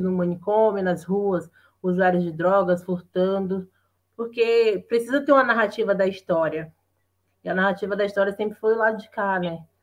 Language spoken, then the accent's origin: Portuguese; Bahia, Brazil; moved away as an adult; now in São Paulo, Brazil; sou natural da Bahia, né? moro aqui há sete anos em São Paulo